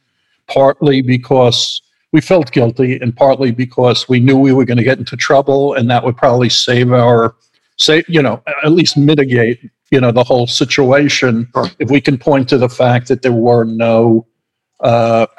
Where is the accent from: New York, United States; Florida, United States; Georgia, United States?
New York, United States; moved away as an adult; now in Los Angeles, United States; I'm from New York. I currently live in Los Angeles, where my company is based